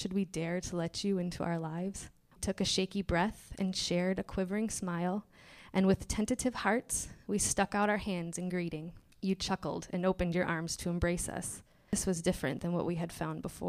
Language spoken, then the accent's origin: English; Michigan, United States; moved away as an adult; now in Minnesota, United States; I'm from Michigan